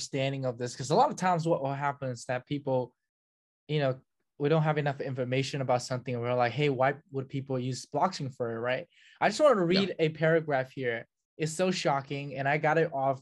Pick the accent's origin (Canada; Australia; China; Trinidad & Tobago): China; now in United States; I grew up in China